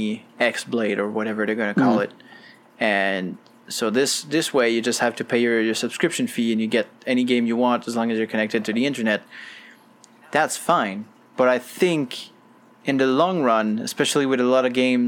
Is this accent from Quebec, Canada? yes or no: yes; Quebec, Canada; I'm from Quebec